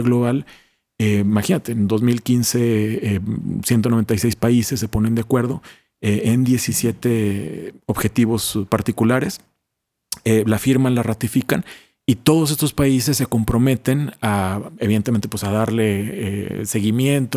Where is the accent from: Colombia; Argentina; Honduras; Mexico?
Mexico; moved away as an adult; also born or lived in Italy / Nairobi, Kenya / Madrid, Spain; como mexicanos